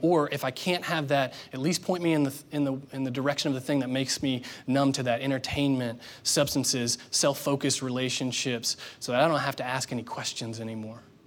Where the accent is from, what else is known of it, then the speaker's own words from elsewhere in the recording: Indiana, United States; moved away; I grew up there in Indiana